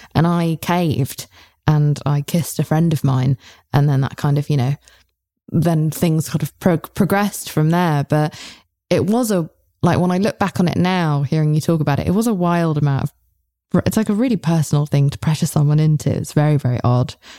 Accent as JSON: {"language": "English", "country": "United Kingdom", "said": "I'm British"}